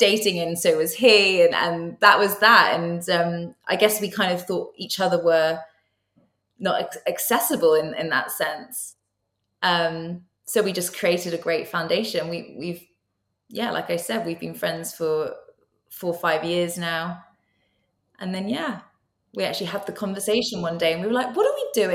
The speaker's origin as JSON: {"language": "English", "area": "Somerset", "region": "South West England", "country": "United Kingdom", "moved": "yes", "lives_now": "London, United Kingdom", "said": "I'm from Somerset originally."}